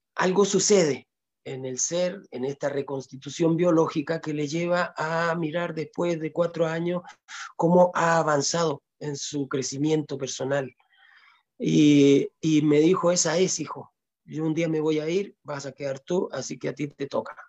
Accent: Chile; moved away as an adult; also born or lived in Ecuador; Yo nací en Chile, pero me crié gran parte, más que viví más en Ecuador que en Chile. Me fui a los 20 años y regresé a los 42, 43 años, regresé acá a Chile.

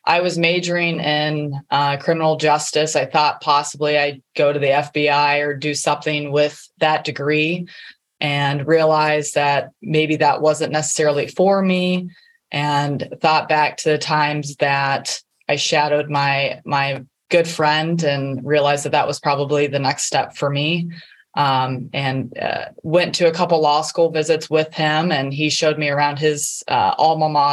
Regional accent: Ohio, United States; also born or lived in Alabama / Boca Raton, Florida; I grew up in Ohio

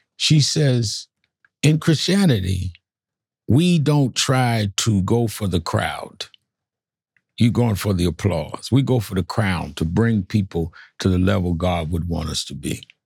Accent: New York, United States; I was born and raised in New York

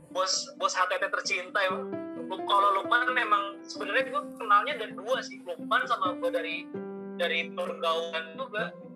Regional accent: Bogor, West Java, Indonesia; also born or lived in Depok; rumah gue di Lodaya di Bogor ya hmm. SMP gue di Sempur

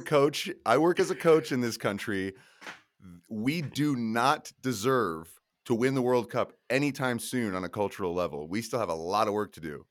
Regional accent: Colorado, United States; I'm from Colorado. I live in Denver.

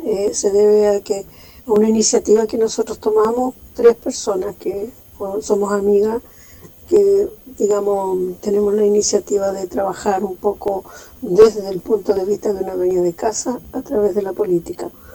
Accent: Chile; nos motiva a nosotros como chilenos

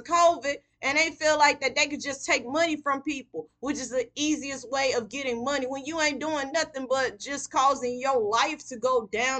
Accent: Mississippi, United States; now in Houston, United States; I'm not even a Texan. I wasn't even born in Texas. I was born in Mississippi.

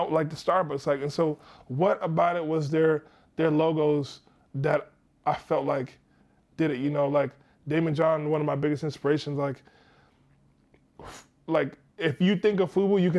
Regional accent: Nigeria; so I'm Nigerian as well.

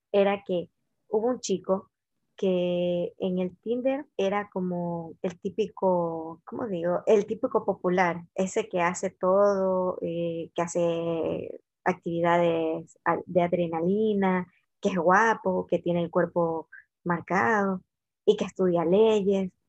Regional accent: Ecuador; Aparte que mi perfil ya estaba puesto que soy ecuatoriana

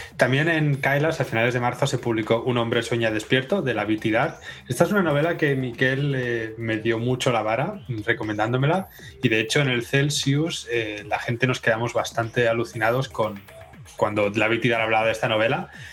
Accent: Spain; now in Denmark; somos españoles

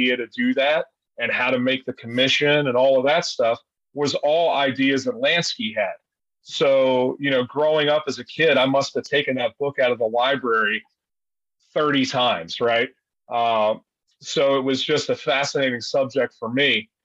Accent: Wilmington, Delaware, United States; I grew up right outside of Philadelphia, you know, in Wilmington, Delaware, of all places

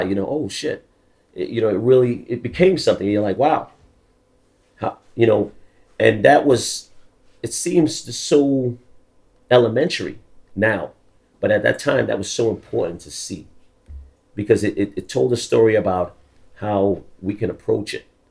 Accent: New York City, New York, United States; also born or lived in London, United Kingdom; I'm from the Bronx. I really I grew up in the Bronx, but I wasn't born in the Bronx. I was actually born in London, in the UK

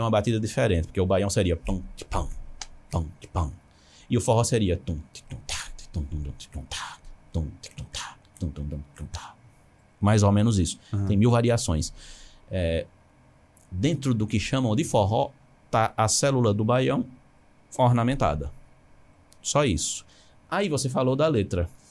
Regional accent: Garanhuns, Pernambuco, Brazil; Eu sou de Garanhões, vivi minha infância eu estou em Garanhões

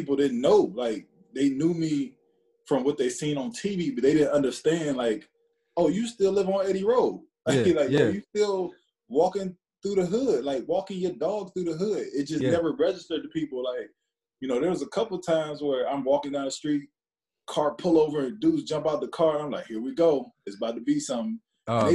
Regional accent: Cleveland, Ohio, United States; I'm from Cleveland, Ohio. I went to Lakewood, St. Edward

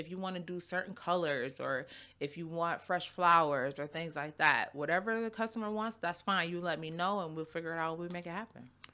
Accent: Buffalo, New York, United States; also born or lived in Cheektowaga; I was born and raised in Buffalo. My mom moved me to Cheektowaga

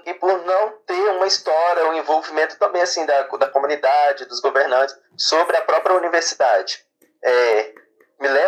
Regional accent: São Mateus, Espírito Santo, Brazil; moro em São Mateus, né, nasci nascido aqui

